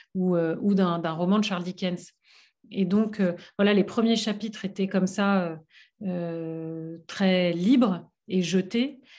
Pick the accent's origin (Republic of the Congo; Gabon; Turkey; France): France; j'ai grandi en France